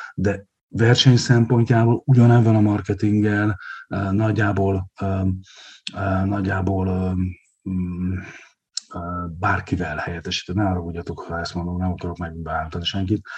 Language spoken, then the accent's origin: Hungarian; Hungary; én ugyan félig vidéken élek, Balaton partján születtem